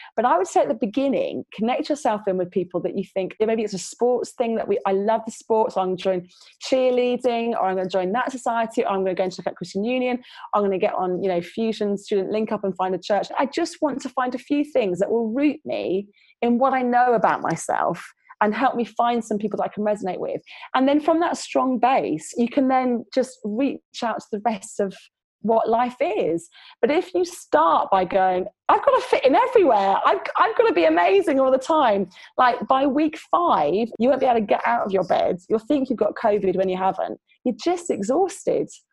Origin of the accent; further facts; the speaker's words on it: London, United Kingdom; now in Preston, United Kingdom; currently living in Preston in the northeast, the mighty north, which is not quite as north as you guys up in Durham, but it's pretty far because I grew up in London